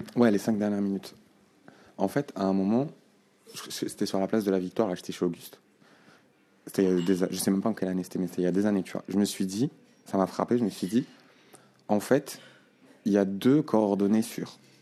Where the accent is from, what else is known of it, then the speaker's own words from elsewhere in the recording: Nouakchott, Mauritania; je suis né euh, à Nouakchott, tu vois, à cet endroit-là, en 87